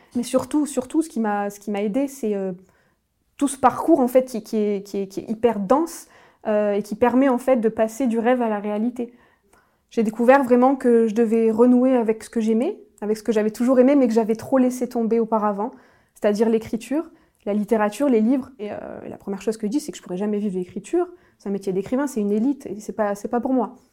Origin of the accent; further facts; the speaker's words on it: Nîmes, Occitania, France; je suis originaire euh, du sud de la France, de Nîmes plus précisément